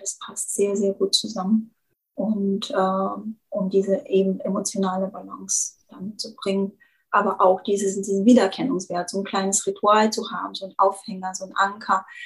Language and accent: German; Bulgaria; German is a second language; moved away as an adult; now in Germany; ich ja gebürtige Bulgarin bin und schon irgendwie mit 18 nach Deutschland kam